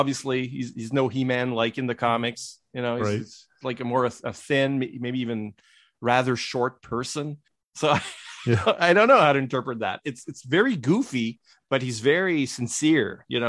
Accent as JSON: {"language": "English", "region": "Quebec", "country": "Canada", "tie": "born there", "said": "And then so you get a lot of Quebecers. And I was born in Quebec."}